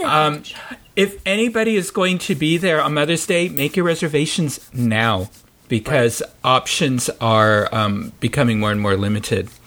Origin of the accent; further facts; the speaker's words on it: San Francisco, California, United States; I grew up in San Francisco